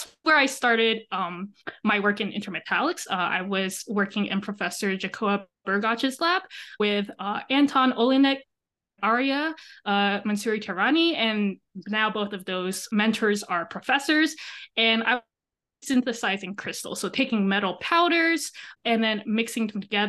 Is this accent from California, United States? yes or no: no; Texas, United States; moved away as an adult; now in Madison, United States; I'm from Texas.